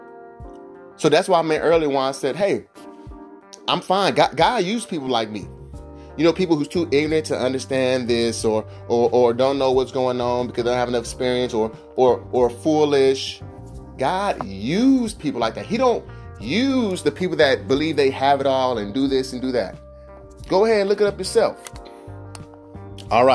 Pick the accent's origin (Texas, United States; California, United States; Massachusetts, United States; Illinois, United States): California, United States; Vallejo; I'm from the hood. You know, I'm from California, Vallejo, California.